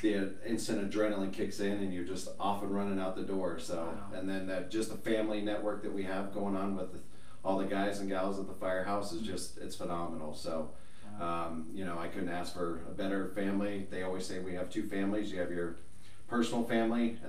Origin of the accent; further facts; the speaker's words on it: Colorado Springs, Colorado, United States; also born or lived in Black Forest, Colorado; born and raised in Colorado. Lived in Colorado Springs pretty much my whole life